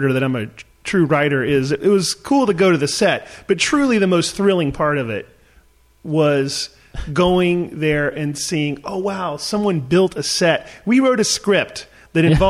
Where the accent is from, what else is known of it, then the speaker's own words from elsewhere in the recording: North Carolina, United States; moved away as an adult; also born or lived in Los Angeles; now in Atlanta, United States; I'm from North Carolina. I moved out here, and then I did a bunch of crazy jobs